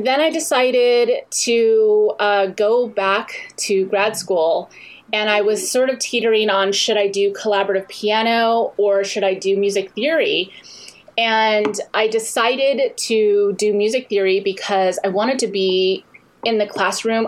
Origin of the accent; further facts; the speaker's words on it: San Clemente, California, United States; also born or lived in Honolulu, Hawaii; I grew up in Southern California. in San Clemente. I was born in Honolulu, but we came